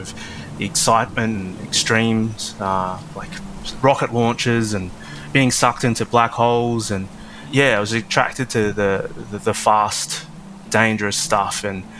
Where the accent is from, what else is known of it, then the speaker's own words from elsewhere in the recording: Darwin, Northern Territory, Australia; growing up in Darwin, you have showers and storms